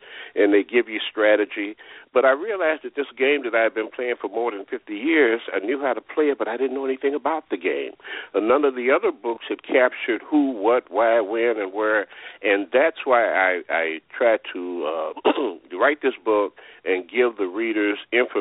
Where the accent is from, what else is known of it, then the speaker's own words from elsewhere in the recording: Chicago, Illinois, United States; I am a Chicagoan, product of the Chicago public schools. Went to elementary school, high school, and college within the city of Chicago.